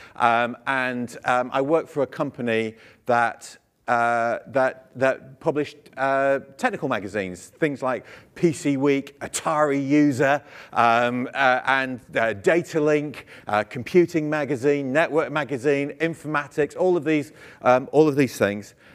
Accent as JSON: {"language": "English", "country": "United Kingdom", "said": "I'm British"}